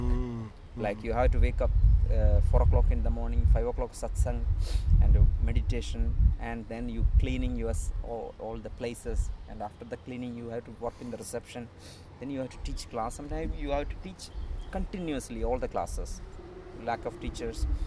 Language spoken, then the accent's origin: English; Kerala, India; coming from India, Kerala, and born and brought up in a um, priest family.